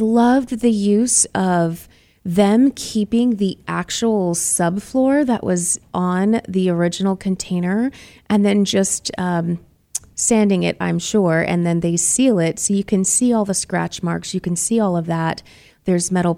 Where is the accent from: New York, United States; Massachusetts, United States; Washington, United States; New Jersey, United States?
Massachusetts, United States; Boston; now in Arizona, United States; I'm from Boston